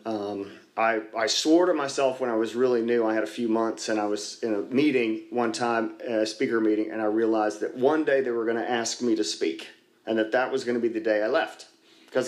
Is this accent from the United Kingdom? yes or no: no; Dallas, Texas, United States; I grew up here in Dallas, just north of here, a couple miles up near the Galleria before the Galleria was there